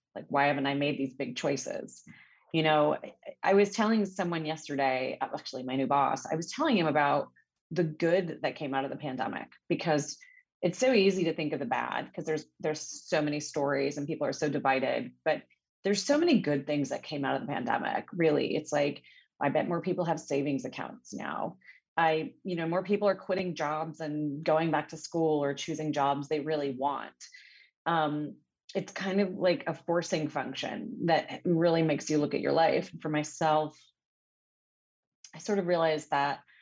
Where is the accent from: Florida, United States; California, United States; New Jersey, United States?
California, United States; Montebello and Whittier, Southern; I'm from Southern California, daughter of a Brazilian immigrant and an Armenian refugee. And you know, grew up between Montebello and Whittier, very Latino communities